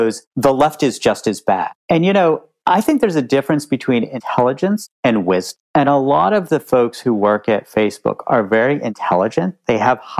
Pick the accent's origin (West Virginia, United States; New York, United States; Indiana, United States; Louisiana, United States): West Virginia, United States; moved away; I was born and raised in West Virginia, and my parents still live there